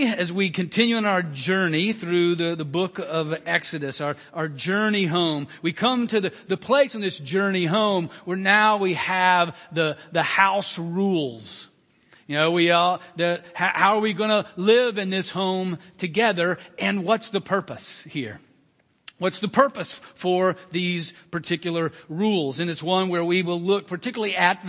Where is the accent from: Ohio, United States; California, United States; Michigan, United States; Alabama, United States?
Alabama, United States; moved away; my home state, Alabama